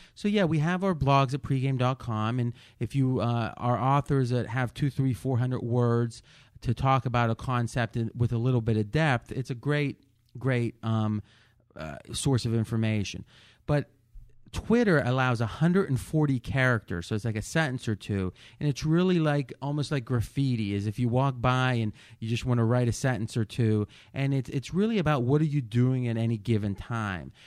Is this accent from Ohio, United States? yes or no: yes; Ohio, United States; moved away as an adult; now in Las Vegas, United States; growing up in Ohio